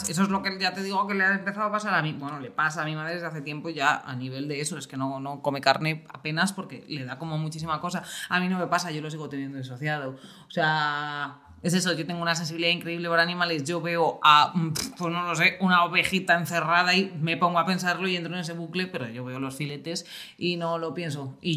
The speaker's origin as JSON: {"language": "Spanish", "town": "Ávila", "region": "Castile and León", "country": "Spain", "said": "Que soy de Ávila, hija. Llevo comiendo chuletones"}